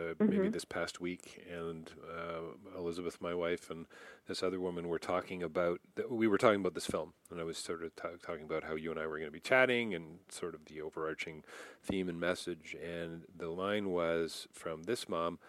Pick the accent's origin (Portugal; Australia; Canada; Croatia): Canada; I'm Canadian